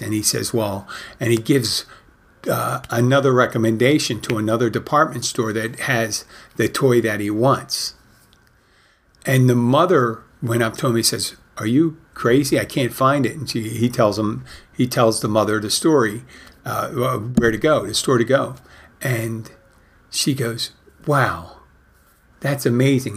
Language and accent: English; Philadelphia, Pennsylvania, United States; now in Florida Keys, United States; I grew up in Philadelphia